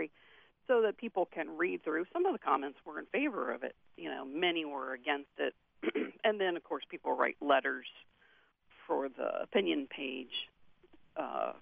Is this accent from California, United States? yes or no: no; Morgan County, West Virginia, United States; I grew up in Morgan County and then left for college and graduate school.